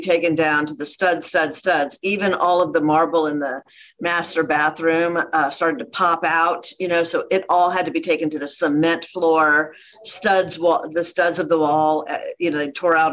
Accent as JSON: {"language": "English", "region": "Ohio", "country": "United States", "moved": "yes", "lives_now": "Dallas, United States", "said": "I'm from Ohio"}